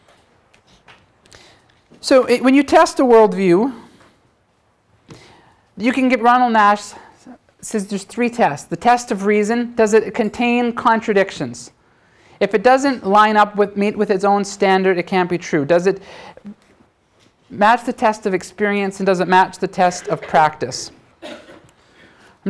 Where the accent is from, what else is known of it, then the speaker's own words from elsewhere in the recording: Canada; I'm Canadian